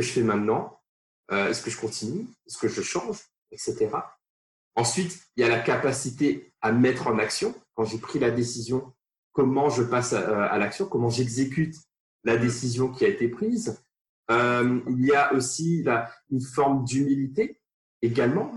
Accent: Réunion; moved away; je viens de, de l'île de la Réunion, la plus petite commune de l'île de la Réunion

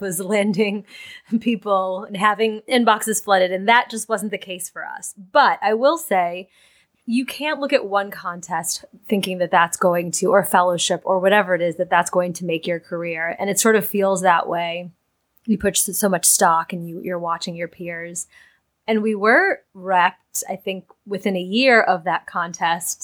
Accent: Boston, Massachusetts, United States; moved away as an adult; also born or lived in New York City; my hometown in Boston

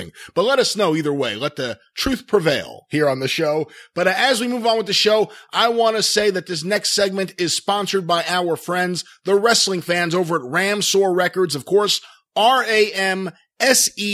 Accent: Long Beach, New York, United States; when I was growing up in Long Beach, New York

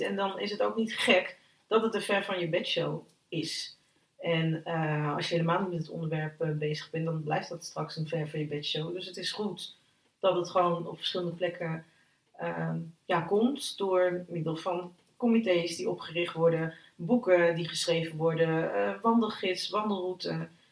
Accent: Utrecht, Netherlands; uit Utrecht, geboren en getogen in Utrecht

